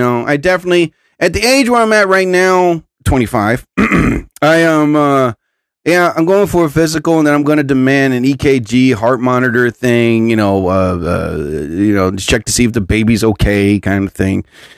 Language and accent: English; Arizona, United States; I am from Arizona